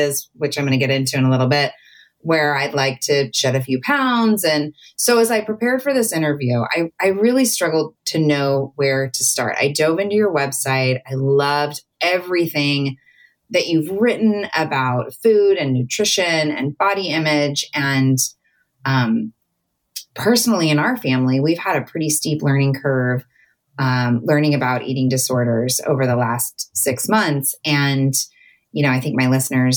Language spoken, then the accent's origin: English; Southern California, United States; I grew up in Southern California at the beach